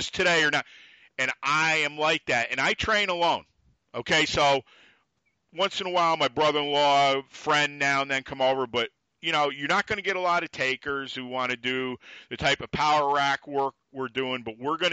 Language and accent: English; New York, United States; I'm a New Yorker